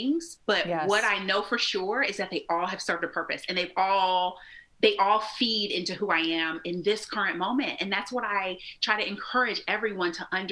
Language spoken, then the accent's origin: English; Indianapolis, Indiana, United States; moved away as an adult; also born or lived in Muncie, Indiana; So I'm from Indianapolis, which is not far from Cincinnati